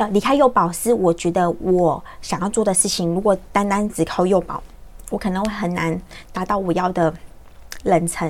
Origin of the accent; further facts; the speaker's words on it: Xinzhuang, New Taipei, Taiwan; 我就在新庄长大